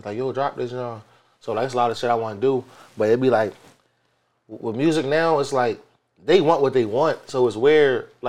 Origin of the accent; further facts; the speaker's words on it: Philadelphia, Pennsylvania, United States; I'm from Wadsworth, though.